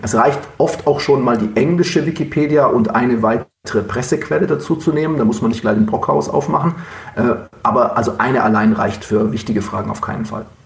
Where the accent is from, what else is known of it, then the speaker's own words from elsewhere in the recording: Oberstdorf, Bavaria, Germany; moved away as an adult; also born or lived in Duisburg-Meiderich; now in Duisburg, Germany; meine Geburtsstadt ist keine Stadt, sondern eine Marktgemeinde, ist Oberstdorf im Allgäu